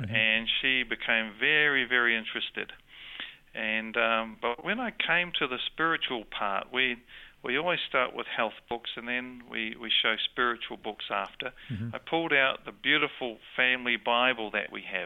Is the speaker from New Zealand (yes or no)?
yes; New Zealand; accent: New Zealand; also born or lived in Sydney, Australia; I have a New Zealand accent, but I was born in Sydney